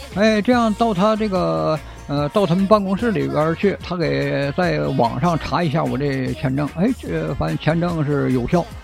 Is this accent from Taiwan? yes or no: no; China; 在我前边排着有三个我们中国人